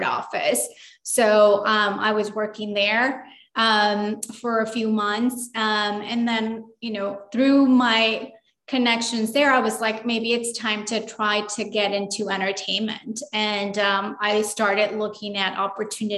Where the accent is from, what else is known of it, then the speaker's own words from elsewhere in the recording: Los Angeles, California, United States; also born or lived in Durango, Mexico; we came to California, Los Angeles, and I grew up here